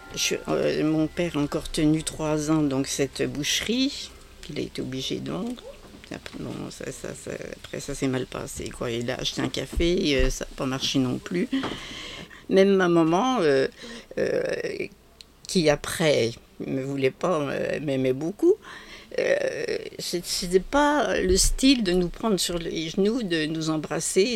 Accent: Arbois, Bourgogne-Franche-Comté, France; je suis née en 1945 à Arbois

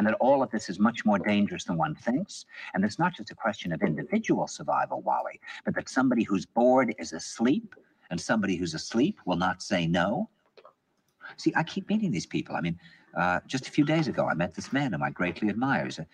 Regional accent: New York, United States; he said to me, where are you from? And I said, New York

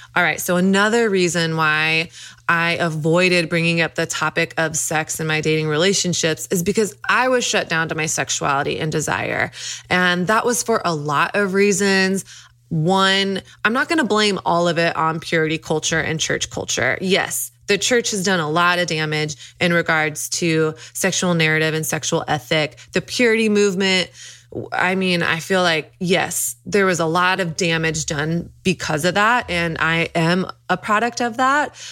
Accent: Dallas, Texas, United States; I grew up in Dallas, Texas

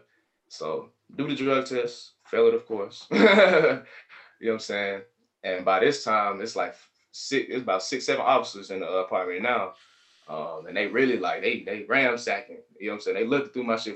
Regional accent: Atlanta, Georgia, United States; I'm from Atlanta

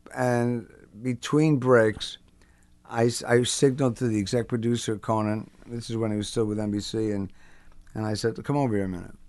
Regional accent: Englewood, New Jersey, United States; also born or lived in Brooklyn, New York; I was born in Brooklyn. I'm a New Yorker. And then they moved to New Jersey, and I was raised there

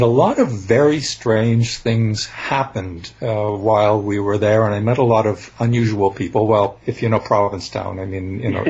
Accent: Canada; I'm a Canadian

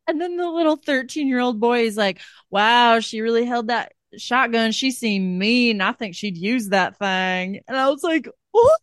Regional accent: Iowa, United States; I'm from Iowa. I'm from, like, small town Midwest

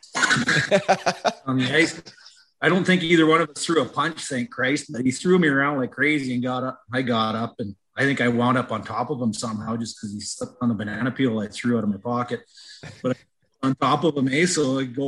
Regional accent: Western Canada, Canada; I'm from Western Canada

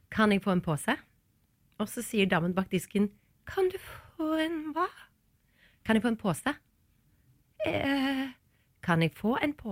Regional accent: Stavanger, Rogaland, Norway; Hadde vi vært i Stavanger nå og gjort et intervju eh, der, eh, så hadde jeg snakka

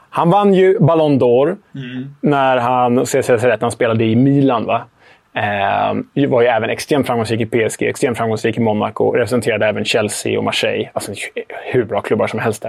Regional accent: Sweden; Jag är ju svensk

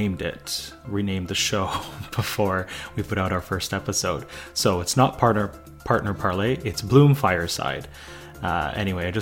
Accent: Canada; I'm Canadian.

